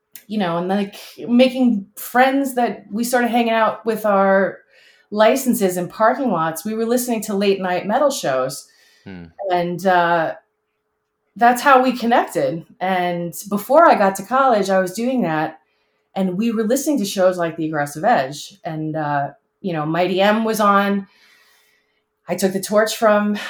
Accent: South Shore of Long Island, New York, United States; We grew up on the South Shore of Long Island

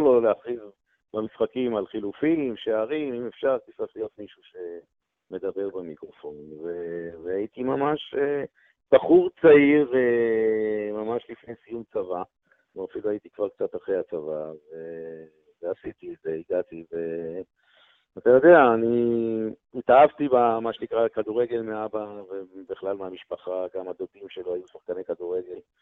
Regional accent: Israel; אנחנו ישראלים חמים

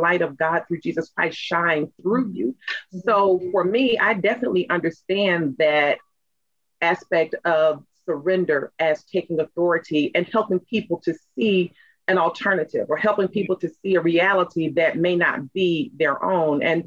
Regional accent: the South, United States; in my family, you know, growing up in the South, my mother's from Chester, South Carolina

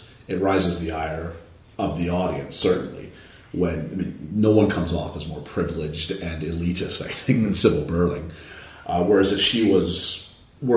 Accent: Canada; I'm from Canada

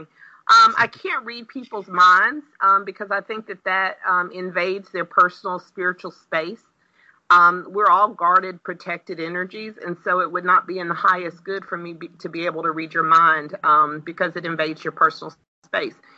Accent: Pensacola, Florida, United States; accent: Southern; I was born and raised in Pensacola, Florida

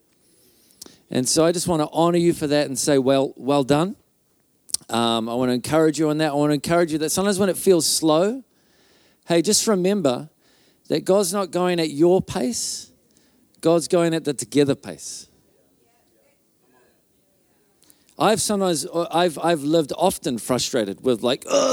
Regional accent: Auckland, New Zealand; moved away as an adult; now in Whangarei, New Zealand; before I moved to Whangarei, I grew up in Auckland

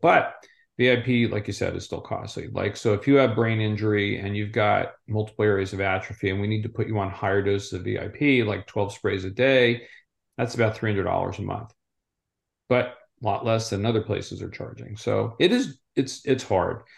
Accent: Southwest Florida, United States; I'm from Southwest Florida

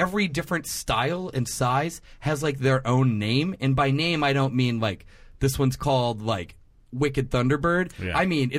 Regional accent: the West, United States; moved away; I also grew up in the West

